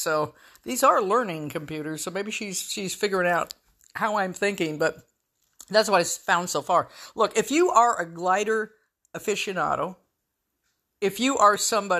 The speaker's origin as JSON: {"language": "English", "region": "the West", "country": "United States", "tie": "born or raised there", "said": "there was a certain sort of dark humor that I grew up with in the West"}